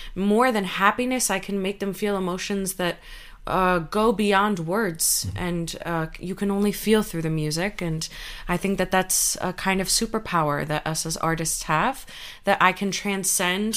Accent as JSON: {"language": "English", "country": "United States", "tie": "born or raised there", "said": "my parents are Cuban refugees and I grew up in the United States"}